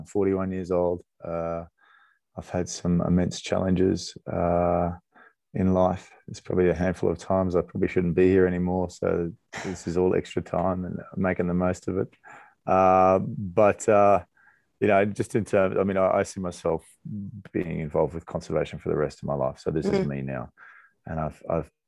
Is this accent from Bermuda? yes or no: no; Australia; moved away; I grew up in Australia